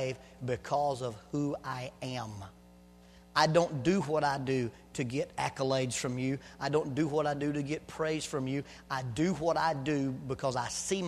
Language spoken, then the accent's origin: English; the South, Southern United States, United States; accent: Southern; first language Southern English; my first language is not English. My first is Southern English